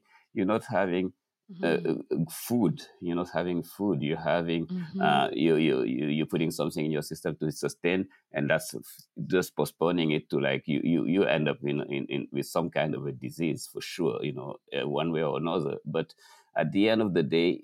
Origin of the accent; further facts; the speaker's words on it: Dakar, Senegal; moved away as an adult; now in New York, United States; Growing up in Dakar, at noon, everything stops.